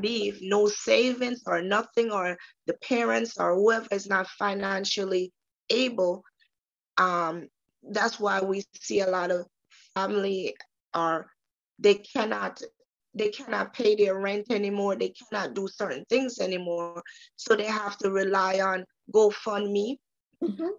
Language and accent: English; Jamaica; moved away; I am from the beautiful island of Jamaica